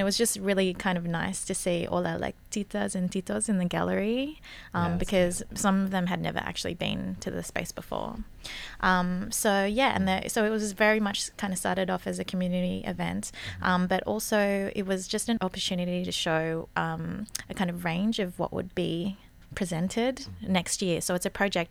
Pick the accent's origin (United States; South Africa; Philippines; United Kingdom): Philippines; we're both Filipina